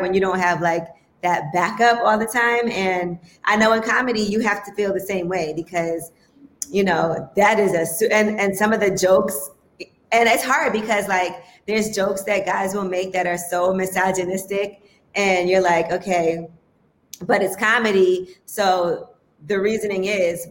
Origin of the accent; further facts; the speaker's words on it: New York City, New York, United States; I grew up in Flatbush